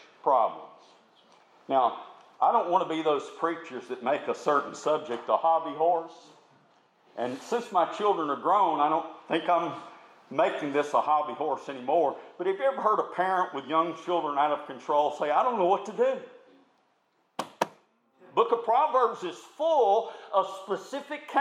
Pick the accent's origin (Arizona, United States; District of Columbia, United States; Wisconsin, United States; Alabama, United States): Alabama, United States; Tuscaloosa; I grew up in the Tuscaloosa area.